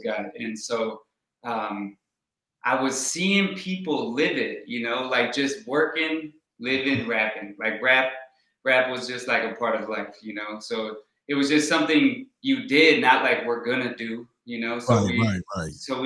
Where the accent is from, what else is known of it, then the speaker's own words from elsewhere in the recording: Minneapolis, Minnesota, United States; also born or lived in Milwaukee, Wisconsin; originally I was born outside of Milwaukee in Wisconsin. And then quickly moved with my family to Minnesota, Minneapolis area. We were on the north suburbs.